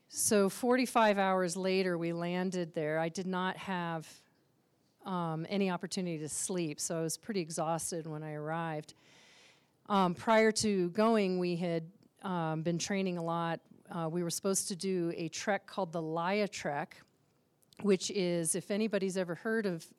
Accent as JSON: {"language": "English", "town": "Aspen", "region": "Colorado", "country": "United States", "tie": "born or raised there", "said": "I grew up here in Aspen"}